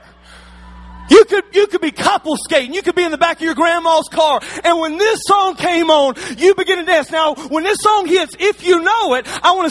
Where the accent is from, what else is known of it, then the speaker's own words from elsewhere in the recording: Alabama, United States; See, I'm from Alabama.